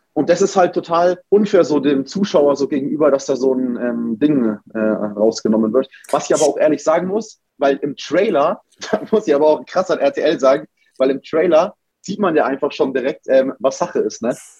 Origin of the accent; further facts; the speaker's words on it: Nuremberg, Bavaria, Germany; moved away as an adult; also born or lived in Cologne; ich komme ja aus Nürnberg